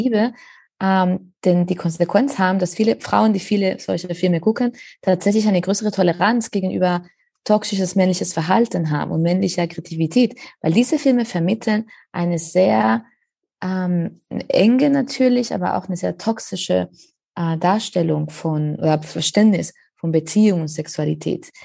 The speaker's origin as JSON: {"language": "German", "country": "Spain", "second_language": "German", "moved": "yes", "lives_now": "Berlin, Germany", "said": "ich komme ja ursprünglich aus Spanien"}